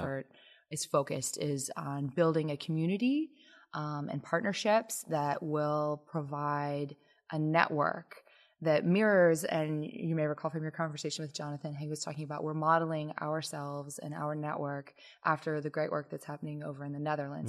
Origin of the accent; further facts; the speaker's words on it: Lexington, Kentucky, United States; moved away as an adult; also born or lived in Washington, D.C. area / Ann Arbor, Michigan; I'm a Kentuckian. I grew up in Lexington